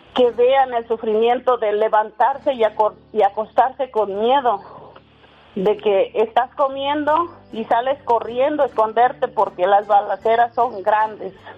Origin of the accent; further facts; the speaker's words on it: El Guaje, Michoacán, Mexico; moved away as an adult; now in United States; Soy de La Guaje, Michoacán, municipio